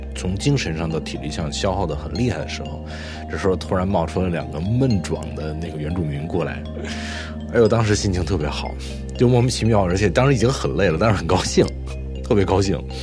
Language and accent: Chinese; Beijing, China; moved away as an adult; now in New Brunswick, Canada; 我是初生在北京，出生在北京